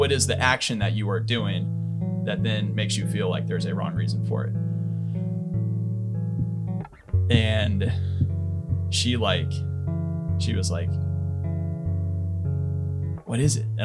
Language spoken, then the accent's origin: English; Somerset, Pennsylvania, United States; born or raised there; now in Pacific Northwest, United States